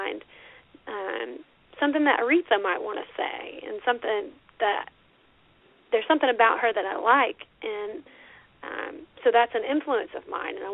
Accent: Alabama, United States; I'm from Alabama

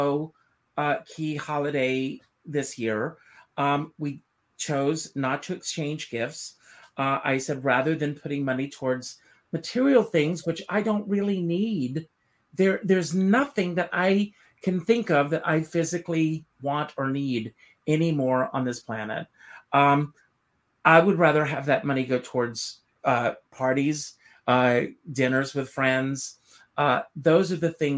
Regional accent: Myrtle Beach, South Carolina, United States; in Myrtle Beach, South Carolina, my hometown

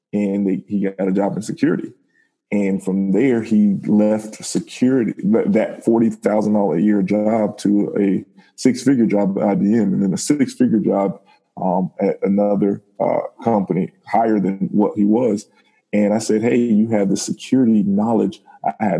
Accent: Miami, Florida, United States; Born and raised in Miami

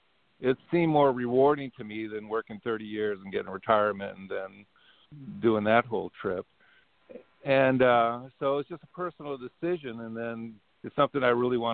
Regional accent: Anaheim, California, United States; I grew up in Anaheim, California.

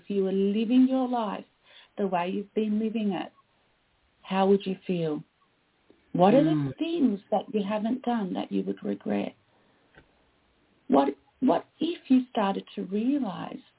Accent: Australia; also born or lived in Canada; I am Australian.

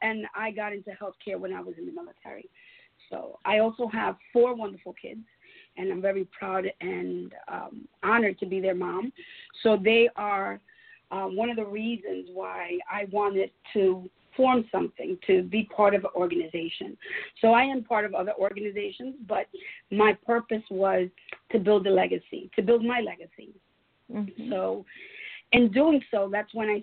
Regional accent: New York City, New York, United States; I am originally from New York, from Brooklyn, New York. So I'm born and raised in New York

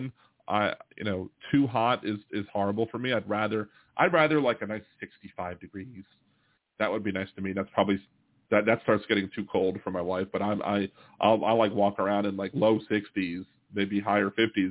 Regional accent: Maryland, United States; moved away; I'm from Maryland

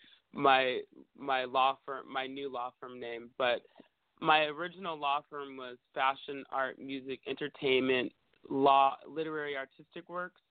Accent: Bay Area, California, United States; now in Los Angeles, United States; I grew up in the Bay Area, and I think in San Francisco and Oakland

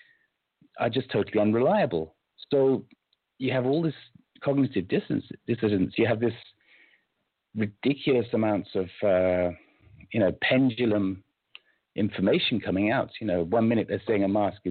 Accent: United Kingdom; I'm British by birth

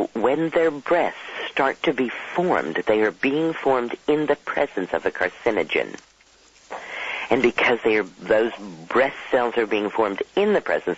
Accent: Dallas, Texas, United States; I grew up in Dallas, Texas

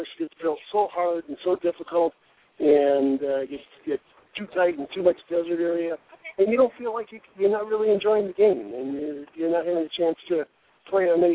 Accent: Michigan, United States; now in Arizona, United States; I grew up in Michigan

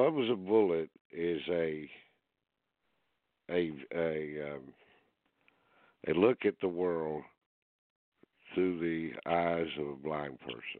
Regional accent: Greenville, South Carolina, United States; born or raised there

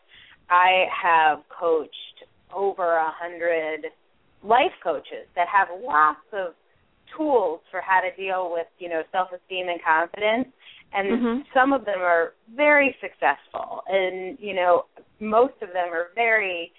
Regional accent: New England, United States; I'm from New England

